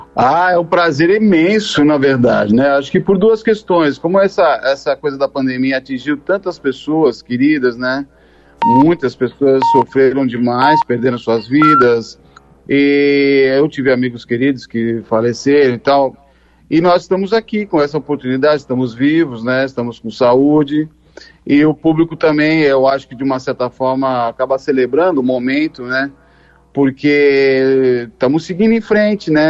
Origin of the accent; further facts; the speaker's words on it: São Paulo, Brazil; eu sou nascido em São Paulo